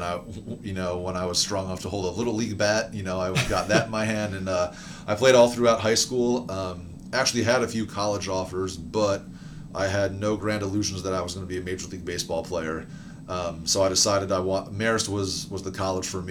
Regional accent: western New Jersey, United States; moved away as an adult; also born or lived in New York; now in Durham, United States; I grew up in New Jersey, in the western part of New Jersey.

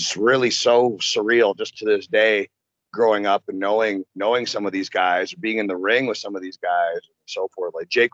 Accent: Orangeville, Ontario, Canada; moved away as an adult; now in United States; we grew up in Orangeville, which is just outside of Toronto

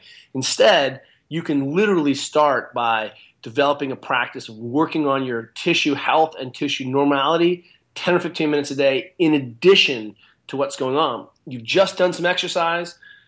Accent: Maitland, New South Wales, Australia; I'm an Australian trained physio, right? I'm a Maitland guy.

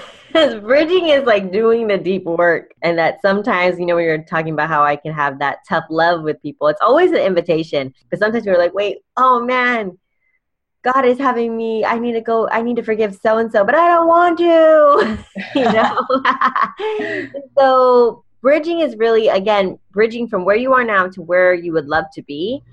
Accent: California, United States; I'm from California

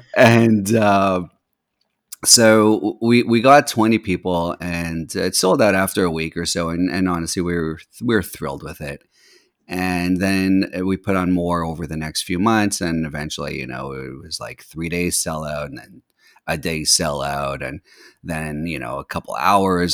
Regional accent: Montreal, Quebec, Canada; also born or lived in California / Boston; now in Washington D.C., United States; I grew up in, uh, Montreal, Canada

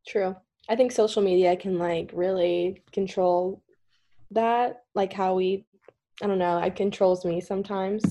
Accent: Kentucky, United States; I'm just from Kentucky

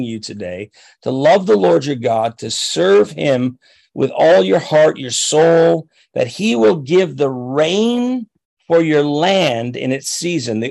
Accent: Chatham, Ontario, Canada; I grew up down near Chatham, Ontario, and I worked on a farm in Raleigh Township

